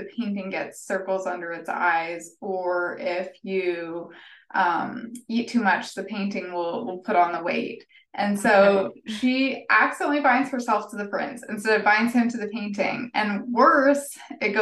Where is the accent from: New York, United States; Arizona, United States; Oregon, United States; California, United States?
Arizona, United States; Phoenix; I am from Phoenix.